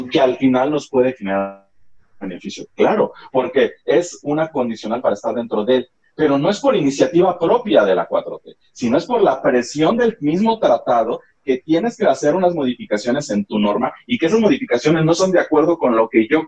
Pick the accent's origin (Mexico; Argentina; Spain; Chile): Mexico; Nosotros como mexicanos